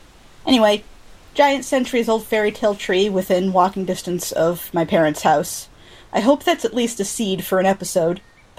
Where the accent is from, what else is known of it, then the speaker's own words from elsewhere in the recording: Peoria, Illinois, United States; moved away; I use they/them pronouns. I grew up in Peoria, Illinois